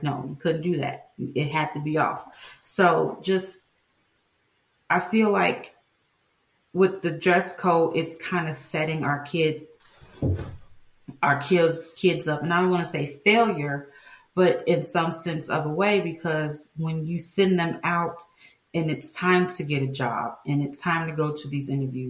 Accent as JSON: {"language": "English", "town": "Chicago", "region": "Illinois", "country": "United States", "tie": "born or raised there", "said": "I grew up in Chicago"}